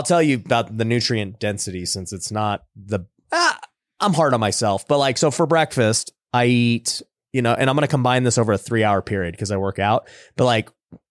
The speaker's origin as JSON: {"language": "English", "country": "Philippines", "said": "Dude, I love them. I'm Filipino, dude. I love dried mangoes."}